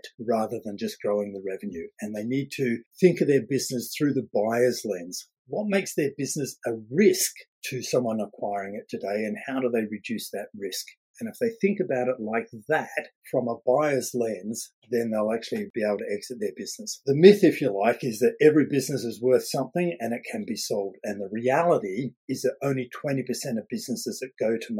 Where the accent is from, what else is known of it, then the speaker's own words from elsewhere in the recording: Australia; now in United Kingdom; I'm Australian